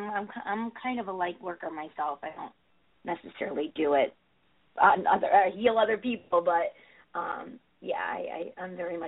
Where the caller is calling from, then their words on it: Connecticut, United States; Hey, hi, this is Amy from Connecticut.